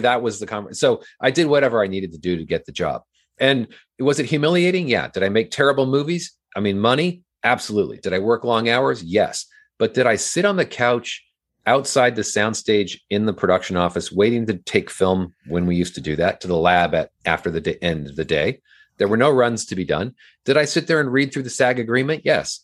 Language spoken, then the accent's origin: English; Southern California, United States; also born or lived in Orange County; I grew up in Southern California